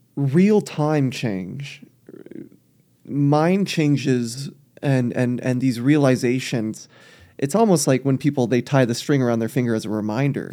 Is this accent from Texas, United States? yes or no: yes; South Texas, United States; I grew up in South Texas